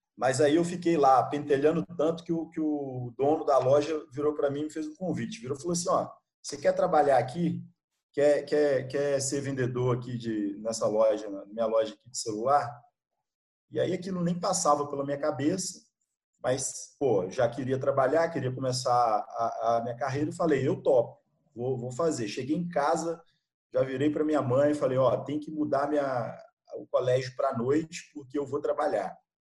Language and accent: Portuguese; Gouveia, Minas Gerais, Brazil; moved away as an adult; also born or lived in Bahia; lá do, do interior de, sou lá do interior de Minas, uma cidade bem pequena, cara, ah, chamada Gouveia